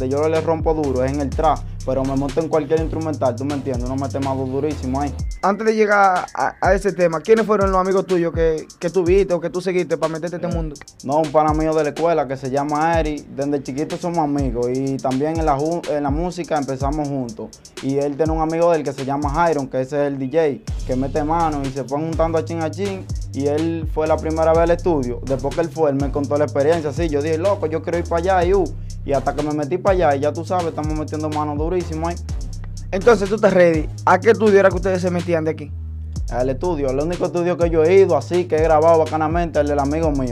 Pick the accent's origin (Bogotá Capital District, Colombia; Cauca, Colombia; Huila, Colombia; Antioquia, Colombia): Huila, Colombia; Neiva; yo soy aquí de Neiva, mi loco, yo nacido y criado aquí en Neiva.